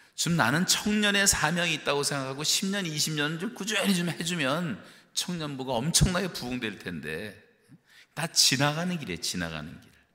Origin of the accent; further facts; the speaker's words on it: South Korea; now in Canada; 우리 한국 사람들이